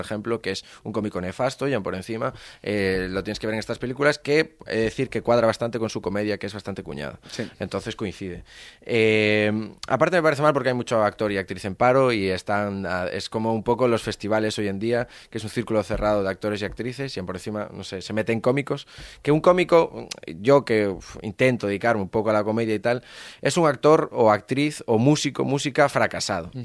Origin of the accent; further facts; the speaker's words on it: Galicia, Spain; yo soy gallego